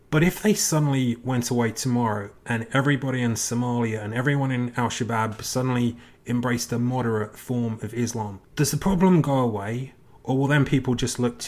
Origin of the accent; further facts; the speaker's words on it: England, United Kingdom; I'm from England. When I was a kid growing up, we had frequent IRA terrorist attacks in Britain.